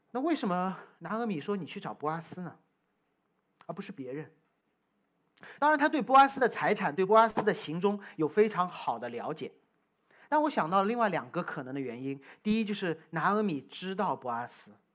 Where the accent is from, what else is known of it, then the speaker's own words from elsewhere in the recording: China; moved away; also born or lived in United States; 我从中国来